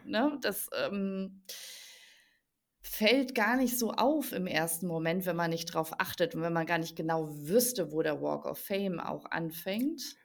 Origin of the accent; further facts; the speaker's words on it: Germany; bei uns in Deutschland